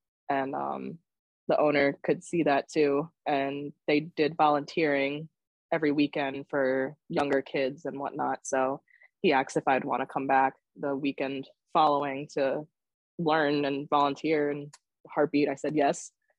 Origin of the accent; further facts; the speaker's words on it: New York City, New York, United States; now in New Jersey, United States; I wasn't raised in Jersey. I was born in Brooklyn.